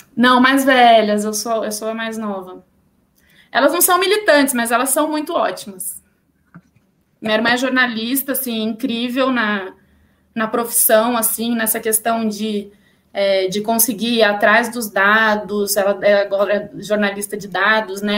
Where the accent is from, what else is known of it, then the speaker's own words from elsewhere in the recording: São Paulo, Brazil; sou aqui de São Paulo, né? Sou nascida, criada, enfim, paulistana